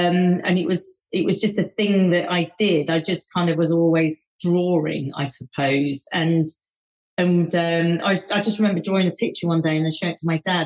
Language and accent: English; Leicester, East Midlands, United Kingdom; growing up in Leicester